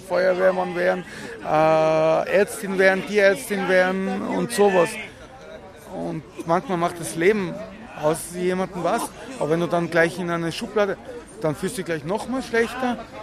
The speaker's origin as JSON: {"language": "German", "region": "Tyrol", "country": "Austria", "moved": "yes", "lives_now": "Vienna, Austria", "said": "ich bin ja Tiroler"}